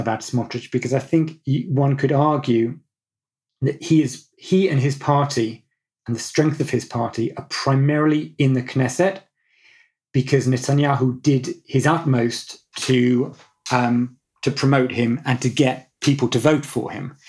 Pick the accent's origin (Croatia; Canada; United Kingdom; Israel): United Kingdom; growing up in Britain